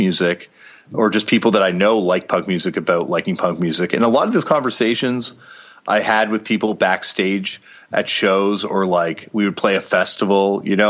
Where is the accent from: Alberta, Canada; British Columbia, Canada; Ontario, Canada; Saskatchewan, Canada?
Ontario, Canada; Toronto; I think growing up in Toronto, Canada, I was like, you know, really privileged, because that's a super heavy media market.